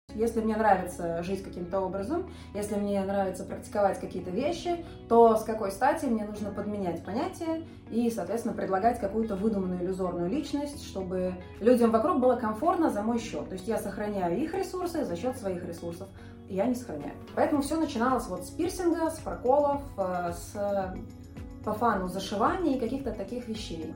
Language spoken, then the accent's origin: Russian; Moscow, Russia; now in Saint Petersburg, Russia; я тоже из Москвы. Здесь просто живу уже много лет, прижилась